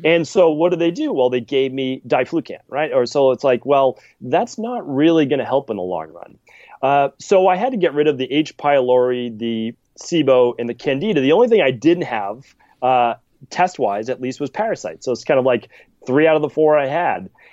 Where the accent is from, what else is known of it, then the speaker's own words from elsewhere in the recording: Medford, Massachusetts, United States; I'm from Medford, Massachusetts